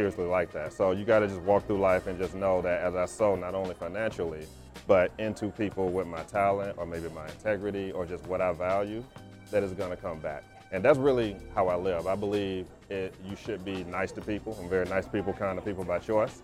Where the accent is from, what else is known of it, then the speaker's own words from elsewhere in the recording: Alabama, United States; now in Atlanta, United States; I'm originally from Alabama, so I got those Southern roots. I live here in Atlanta